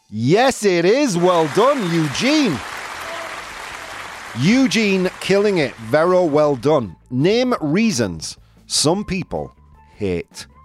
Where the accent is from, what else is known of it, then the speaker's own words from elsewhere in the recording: Yorkshire and the Humber, United Kingdom; accent: Yorkshire; Bugs, as I would say it in my Yorkshire accent.